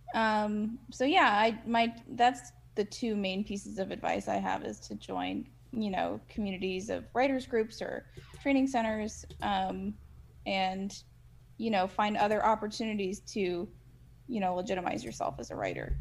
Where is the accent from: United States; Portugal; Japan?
United States; Midwest; moved away; also born or lived in Chicago; I'm from the Midwest